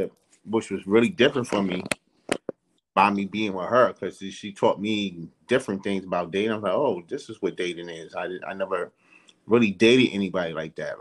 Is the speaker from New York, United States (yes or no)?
yes; New York City, New York, United States; moved away; I grew up in New York City